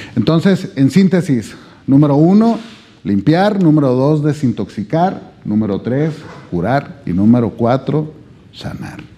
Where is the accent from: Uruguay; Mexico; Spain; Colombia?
Mexico; Sonora; yo vengo desde México